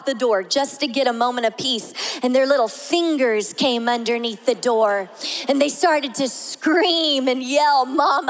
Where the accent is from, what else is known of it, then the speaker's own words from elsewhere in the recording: the South, United States; I'm from the South